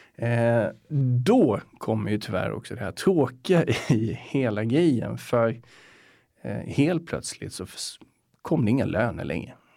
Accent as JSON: {"language": "Swedish", "town": "Getinge", "region": "Halland County", "country": "Sweden", "tie": "born or raised there", "moved": "as an adult", "lives_now": "Stockholm, Sweden", "said": "jag är uppväxt i ett litet samhälle som heter Getinge"}